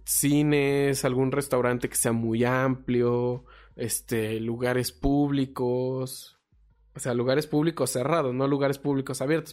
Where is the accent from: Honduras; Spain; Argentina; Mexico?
Mexico; yo soy mexicano